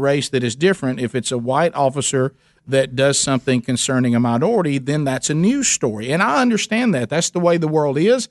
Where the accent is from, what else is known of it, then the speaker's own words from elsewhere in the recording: Alabama, United States; I'm white and I'm from Alabama